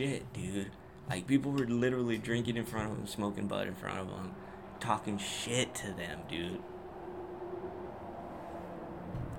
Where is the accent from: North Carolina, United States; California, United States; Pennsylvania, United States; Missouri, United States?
California, United States; Whittier; my hometown, my city, the place where I live, Whittier, Southern California